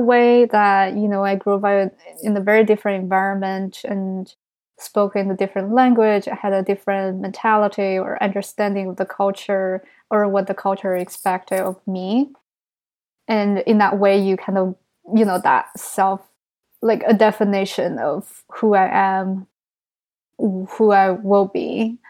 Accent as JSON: {"language": "English", "region": "New York", "country": "United States", "said": "as a New Yorker"}